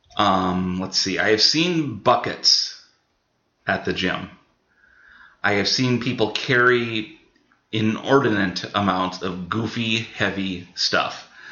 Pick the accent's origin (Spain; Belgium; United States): United States; Hector, Minnesota; growing up in Hector, I know some farm things